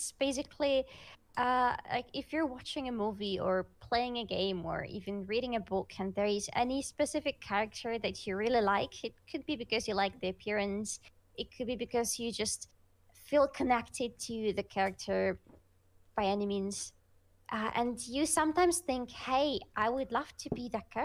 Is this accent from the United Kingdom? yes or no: no; Russia; first language Russian; English is a second language; Russian is my first language, I struggle with it sometimes